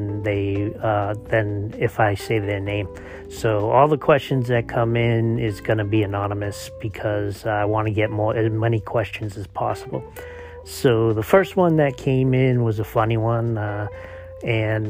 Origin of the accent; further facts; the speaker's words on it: Boston, Massachusetts, United States; Since I'm from Boston, I don't pronounce R's